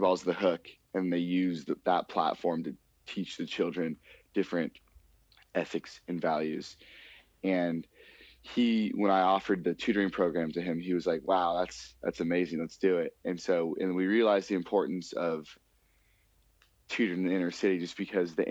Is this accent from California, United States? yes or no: yes; Los Angeles, California, United States; also born or lived in Manhattan Beach, California; we grew up in Los Angeles, and we went to high school in Los Angeles